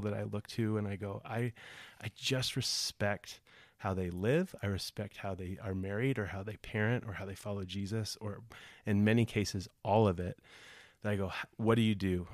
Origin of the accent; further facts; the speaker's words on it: Broomfield, Colorado, United States; also born or lived in Los Angeles; I grew up here in Broom, the Broomfield area